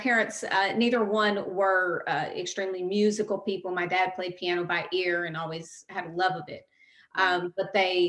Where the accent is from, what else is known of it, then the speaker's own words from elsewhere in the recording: Gallatin, Tennessee, United States; I am from Gallatin, Tennessee. I lived in a lot of little towns in Tennessee